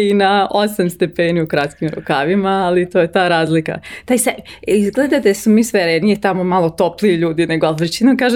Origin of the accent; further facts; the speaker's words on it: Gothenburg, Västra Götaland, Sweden; first language Swedish; Croatian is a second language; moved away as an adult; also born or lived in United States / Italy / Milan / Stockholm; now in Serbia; ja sam rođena i odrasla u Švedskoj i u Geteborgu.